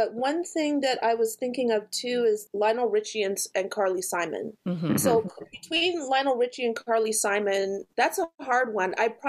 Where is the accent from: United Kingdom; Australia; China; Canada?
Canada; However, I'm a Canadian, so I don't know how the response to … was in the States when they first came out.